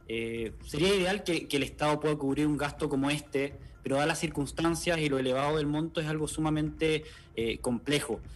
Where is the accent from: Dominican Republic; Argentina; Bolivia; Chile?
Chile; como chileno me siento comprometido